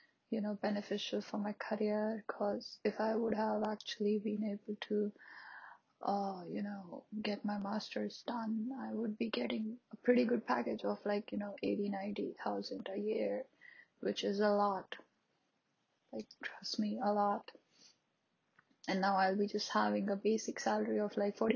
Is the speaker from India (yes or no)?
yes; India; I'm an Indian